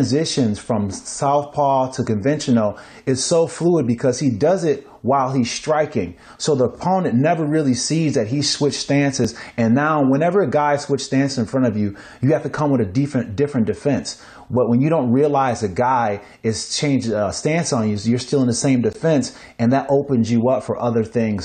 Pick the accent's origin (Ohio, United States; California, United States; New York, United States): New York, United States; Niagara Falls; moved away; I'm from Niagara Falls, New York.